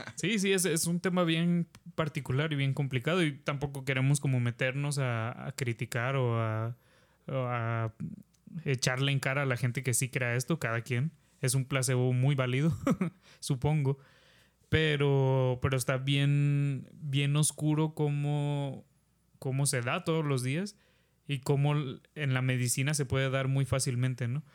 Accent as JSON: {"language": "Spanish", "country": "Mexico", "said": "como mexicanos"}